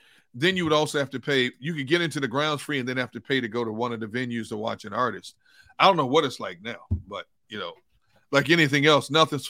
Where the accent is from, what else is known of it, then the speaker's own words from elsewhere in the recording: Midwest, United States; It was a good time, though, growing up in the Midwest, yeah.